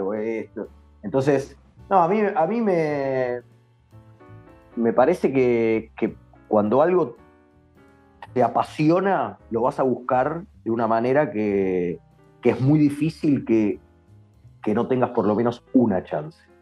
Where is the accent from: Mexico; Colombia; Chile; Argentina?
Argentina; somos latinos y sobre todo para qué somos argentinos